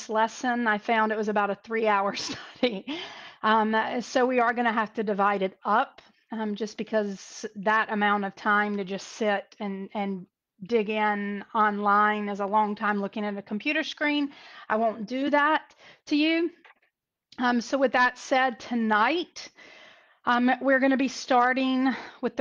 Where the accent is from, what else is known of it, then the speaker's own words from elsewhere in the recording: North Carolina, United States; North Carolina. My home state, where I'm from, or as we call it, North Kakalaki.